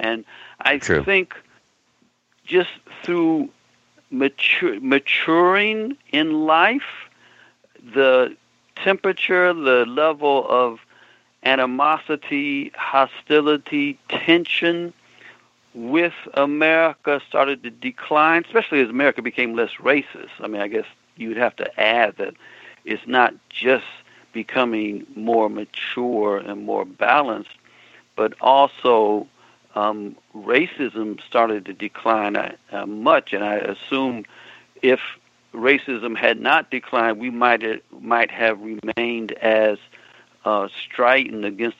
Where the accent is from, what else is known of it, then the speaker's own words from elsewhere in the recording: United States; For me personally, it started to change in the 70s when I lived overseas and I realized I am American.